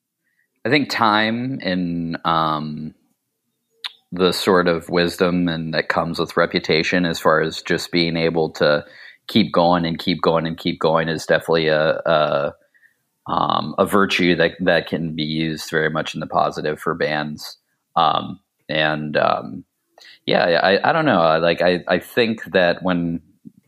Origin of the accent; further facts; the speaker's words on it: Ohio, United States; also born or lived in Pittsburgh, Pennsylvania; my family moved to Ohio when I was pretty young. So for the most part, I was in Ohio from about the age 7 to 19